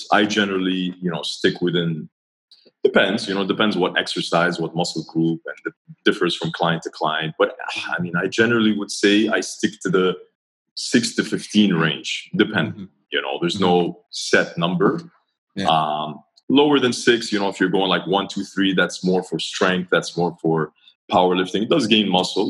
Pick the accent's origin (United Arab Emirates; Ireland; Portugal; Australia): United Arab Emirates; Dubai; also born or lived in Montreal, Canada; I grew up in Dubai.